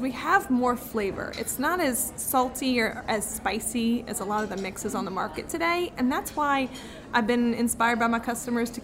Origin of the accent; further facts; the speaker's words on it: New Orleans, Louisiana, United States; I grew up in New Orleans.